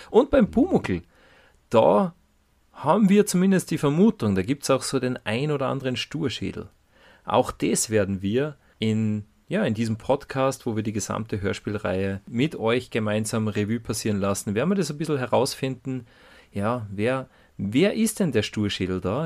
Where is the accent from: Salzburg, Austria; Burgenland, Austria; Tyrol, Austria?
Salzburg, Austria; accent: Salzburgish dialect; wie in unserem Fall salzburgerischen Mundart